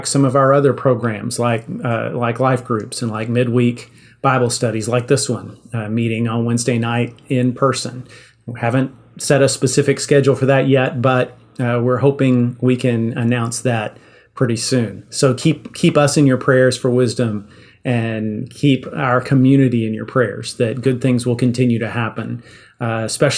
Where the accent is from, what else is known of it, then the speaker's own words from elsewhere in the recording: Yoakum, Texas, United States; I grew up in Yoakum